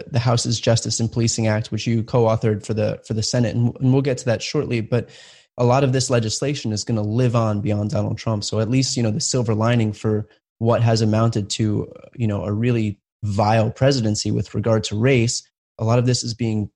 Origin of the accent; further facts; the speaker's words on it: New Jersey, United States; moved away; I grew up in New Jersey, and you're the senator for my family who still lives there